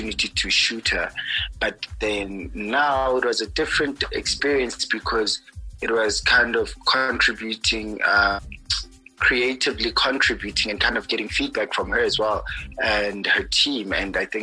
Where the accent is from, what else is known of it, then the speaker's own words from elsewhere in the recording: Kimberley, Northern Cape, South Africa; I grew up in Kimberley